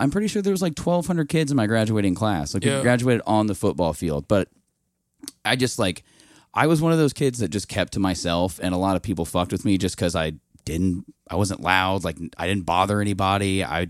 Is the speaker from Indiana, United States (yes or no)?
yes; Indianapolis, Indiana, United States; Yes, I'm from the west side of Indianapolis. I went to high school. I went to Ben Davis.